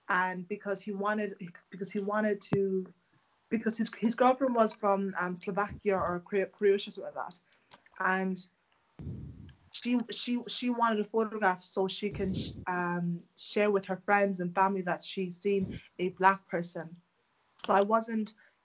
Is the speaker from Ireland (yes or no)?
yes; Ireland; also born or lived in Democratic Republic of Congo; I'm from the Democratic Republic of Congo. I moved to Ireland when I was 5 years of age